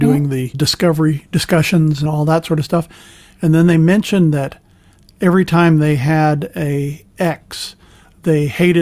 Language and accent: English; San Francisco, California, United States; now in Nashville, United States; I was born and raised in San Francisco, where everything was a lot looser, a lot more liberal